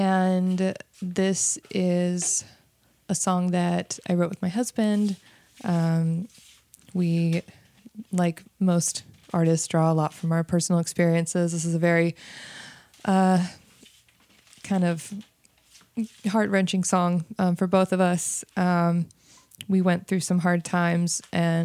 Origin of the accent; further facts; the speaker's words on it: San Diego, California, United States; also born or lived in Encinitas; I'm from San Diego, live now in Encinitas